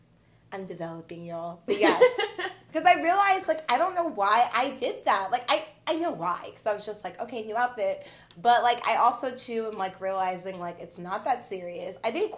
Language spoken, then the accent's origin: English; Nigeria; I'm Nigerian.